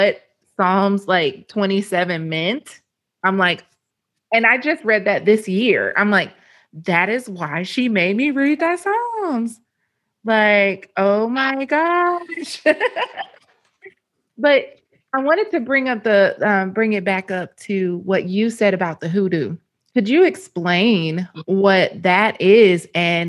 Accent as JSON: {"language": "English", "region": "Arkansas", "country": "United States", "moved": "as an adult", "said": "I'm from Arkansas originally."}